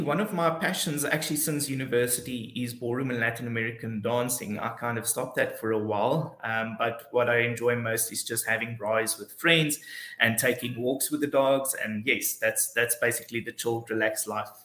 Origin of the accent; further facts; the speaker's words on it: Alexandria, Eastern Cape, South Africa; also born or lived in Port Elizabeth; I grew up in a very small town called Alexandria. Uh, it's just close before Port Alfred